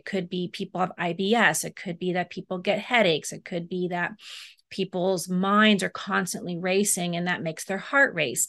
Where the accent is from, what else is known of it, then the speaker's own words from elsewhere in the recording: Germany; also born or lived in Amsterdam, Netherlands; they actually ended up moving to Europe, where I was born in Amsterdam, Holland. And then I moved to Germany when I was about 3 years old. And my parents lived there until I went to college or beyond college.